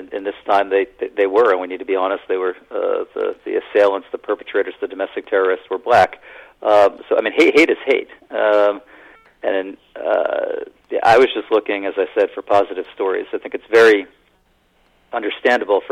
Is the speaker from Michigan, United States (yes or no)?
no; Allentown, Pennsylvania, United States; moved away; also born or lived in Philadelphia; Growing up in Allentown, Pennsylvania